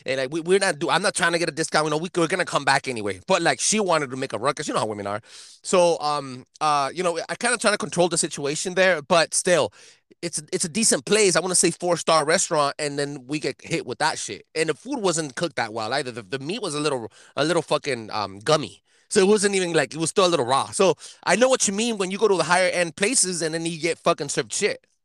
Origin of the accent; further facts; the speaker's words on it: El Monte, California, United States; We're from El Monte